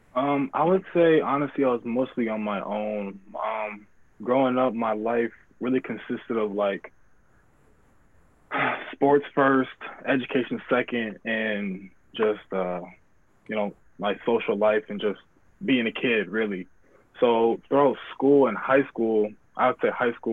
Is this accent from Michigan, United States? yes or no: yes; Grand Rapids, Michigan, United States; I was born and raised in Grand Rapids.